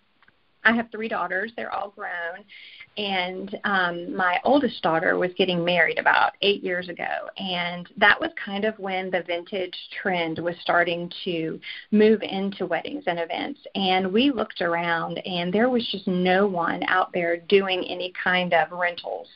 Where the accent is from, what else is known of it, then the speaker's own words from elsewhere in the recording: Virginia, United States; moved away as an adult; now in Collinsville, United States; we are from the East Coast, from Virginia